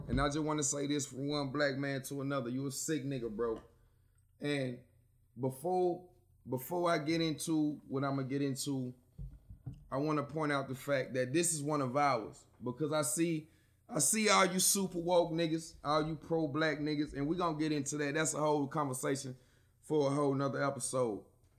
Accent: Alabama, United States; also born or lived in Ohio; I was born in Ohio. Yeah. So, you know what I'm saying? Raised in Alabama

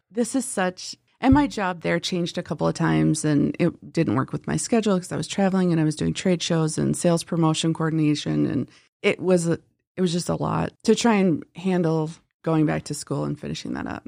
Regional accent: Pierre, South Dakota, United States; also born or lived in Minneapolis / Flandreau; Grew up in Pier, South

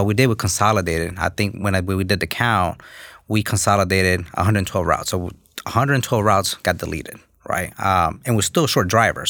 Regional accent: New York, United States; English is a second language; also born or lived in Los Angeles, California / Honduras; I grew up in New York, um, just a kid from Honduras

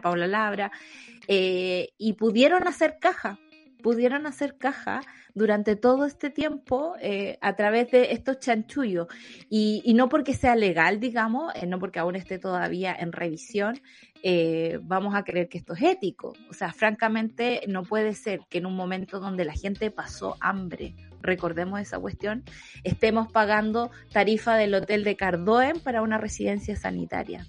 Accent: Santa Cruz, O'Higgins, Chile; Yo que soy de acá, de Santa Cruz

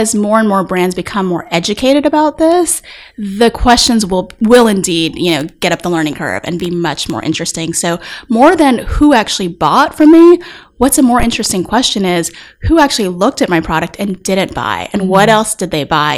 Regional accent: Texas, United States; moved away; I grew up in Texas. You can probably hear it every once in a while when I'm speaking

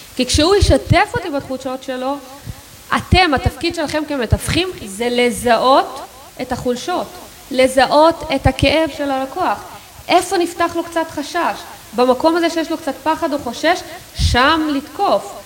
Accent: Israel; אנחנו כישראלים

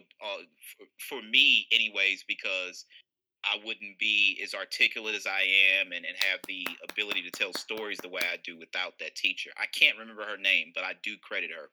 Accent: University City, Missouri, United States; I'm from University City, Missouri. U City is a suburb of St. Louis

